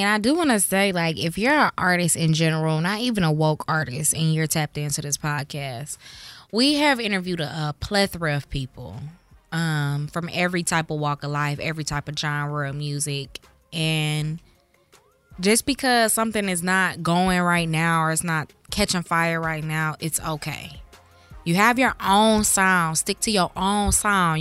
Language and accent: English; Midwest, United States; The Midwest, we're, we're a B-side type